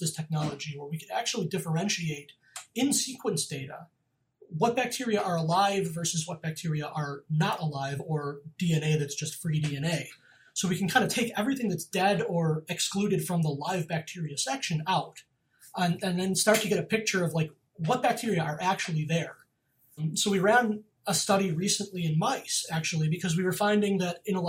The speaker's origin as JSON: {"language": "English", "region": "Western New York", "country": "United States", "tie": "born or raised there", "said": "I grew up in New York, Western New York, on a farm"}